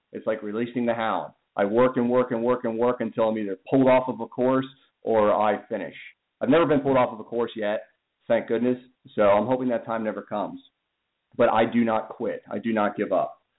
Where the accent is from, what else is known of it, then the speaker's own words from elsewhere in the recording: Pennsylvania, United States; I'm from Pennsylvania